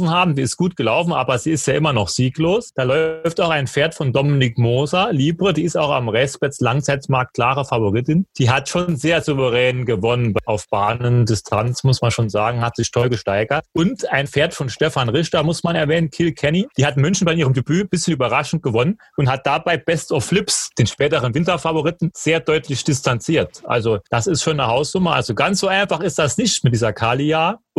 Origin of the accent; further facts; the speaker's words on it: Nottingham, East Midlands, United Kingdom; Ja, Nottingham vielleicht, meine Heimatstadt.